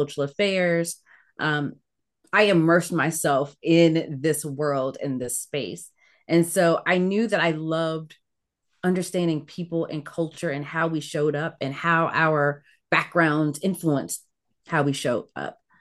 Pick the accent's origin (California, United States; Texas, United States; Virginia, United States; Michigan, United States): Virginia, United States; Ettrick; also born or lived in Caribbean / Newport News, Virginia; I grew up in Virginia, so part of the American South in a small town